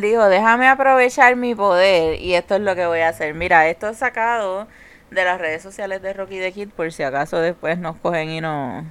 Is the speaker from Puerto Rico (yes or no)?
yes; Carolina, Puerto Rico; Nosotros somos de Carolina